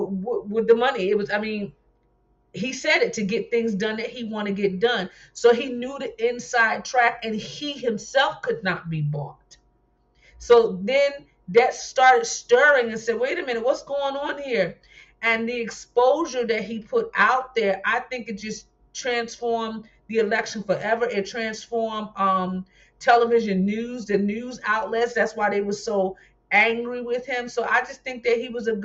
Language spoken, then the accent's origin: English; New Jersey, United States; moved away; I'm from New Jersey originally